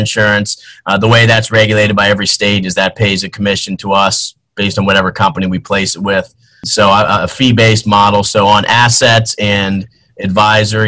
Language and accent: English; Peters Township, Pennsylvania, United States; I was born almost 41 years ago, right outside of Pittsburgh in a small town called Peters Township, Pennsylvania. And I'm the youngest child of four, and had an awesome mom and dad, great childhood growing up outside of Pittsburgh